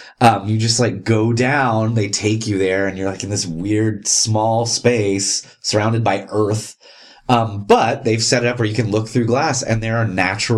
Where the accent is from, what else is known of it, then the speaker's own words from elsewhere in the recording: Texas, United States; like you and I grew up in Texas.